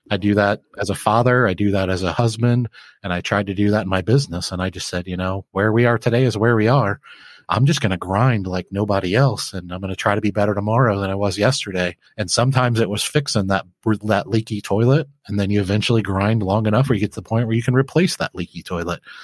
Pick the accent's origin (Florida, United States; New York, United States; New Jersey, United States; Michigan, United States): Michigan, United States; Flint; I grew up in Flint, Michigan